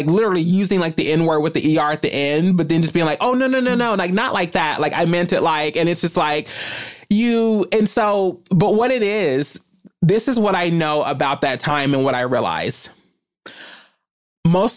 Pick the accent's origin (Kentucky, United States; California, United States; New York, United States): Kentucky, United States; I am from Kentucky